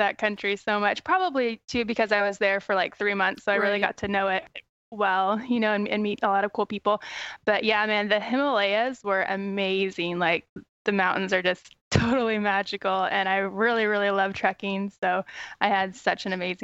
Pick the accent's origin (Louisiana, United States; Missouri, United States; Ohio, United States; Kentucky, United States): Missouri, United States; moved away; also born or lived in New York; my home state, which is Missouri